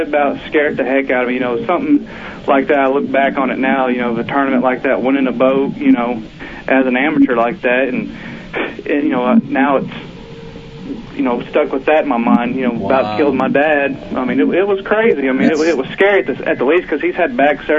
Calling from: Oklahoma, United States; from Oklahoma.

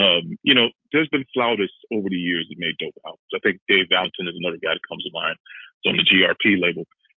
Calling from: Cleveland, Ohio, United States; from Cleveland.

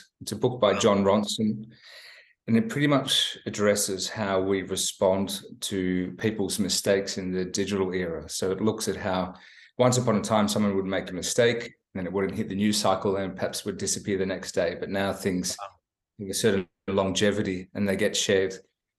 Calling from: Melbourne, Victoria, Australia; also born or lived in Sydney; Phoning in from Melbourne on a beautiful autumn day.

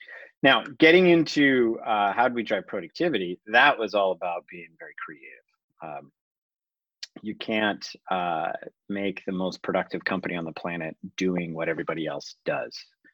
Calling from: Los Altos, California, United States; I'm calling in from Los Altos, California.

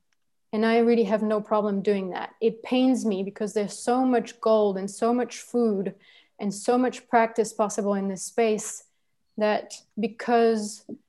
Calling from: La Gomera, Canary Islands, Spain; I'm speaking now from La Gomera, which is in the Canary Islands. It is supposed to be Spanish territory. I don't consider it Spanish territory, but whatever.

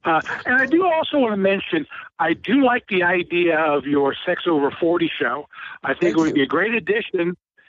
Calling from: Cincinnati, Ohio, United States; This is … in Cincinnati.

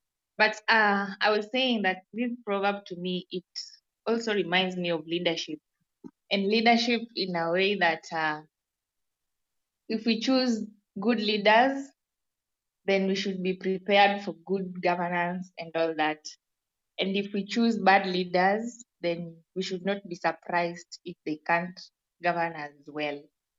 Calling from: Kenya; Hello, Simon. Hello, everyone. This is …. I'm joining from Kenya.

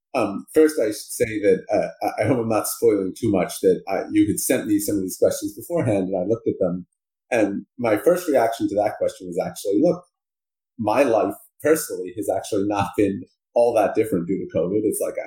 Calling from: New Haven, Connecticut, United States; I'm calling from New Haven, Connecticut, where I live.

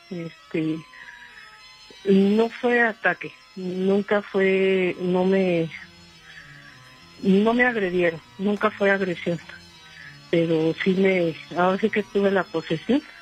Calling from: Mexico City, Mexico; De aquí del DF.

